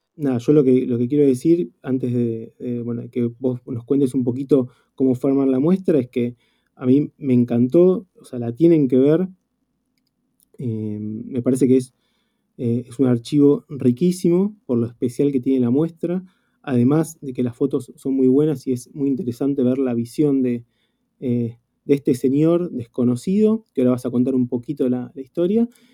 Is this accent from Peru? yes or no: no; Argentina; todos los que somos fotógrafos argentinos